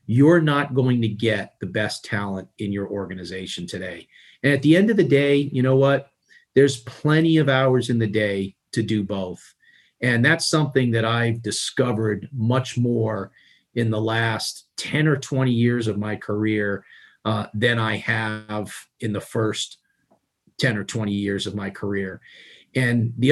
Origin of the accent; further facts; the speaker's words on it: New York City, New York, United States; growing up in Queens, you know, you like, in order to put the next meal on the table, everybody had to contribute and bring money home